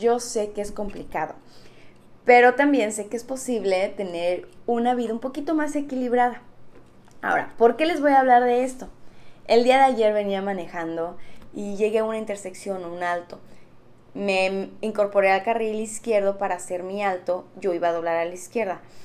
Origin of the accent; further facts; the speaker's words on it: Mexico; siendo mexicanos